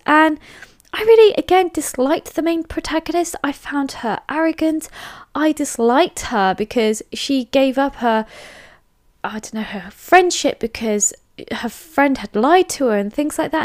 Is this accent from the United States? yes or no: no; England, United Kingdom; I am English